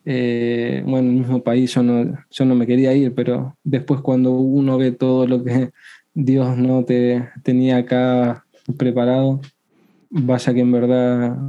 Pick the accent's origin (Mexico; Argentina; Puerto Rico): Argentina; also born or lived in Santiago, Chile; now in Antofagasta, Chile